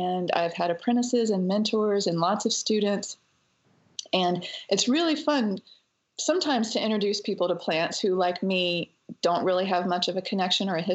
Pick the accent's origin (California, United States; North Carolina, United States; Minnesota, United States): North Carolina, United States; Western; Growing up in North Carolina in the mountains, I was definitely a child of nature